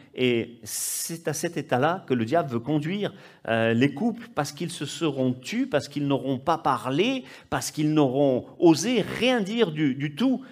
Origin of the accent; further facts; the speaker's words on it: Corsica, France; chez moi en Corse